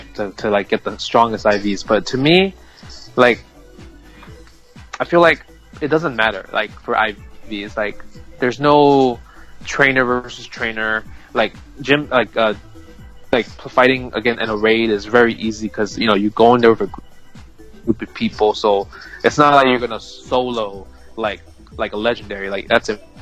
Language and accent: English; East Coast, United States; I was from the East Coast